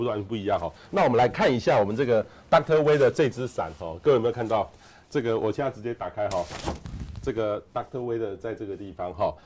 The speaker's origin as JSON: {"language": "Chinese", "town": "Hualien", "region": "Hualien County", "country": "Taiwan", "tie": "born or raised there", "said": "我小时候在花莲"}